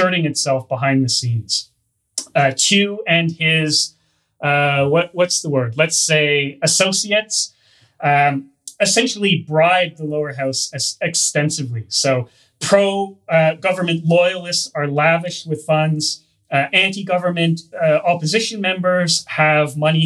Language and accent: English; Canada; accent: Hoser; I'm Canadian